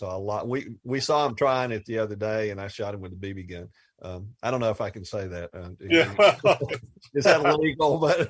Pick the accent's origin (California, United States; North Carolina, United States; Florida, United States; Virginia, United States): North Carolina, United States; Asheville; also born or lived in Arkansas; I hesitate to call myself a native because I was born in Arkansas. But as they say, I got here as quickly as I could. I was three when I arrived in West Asheville.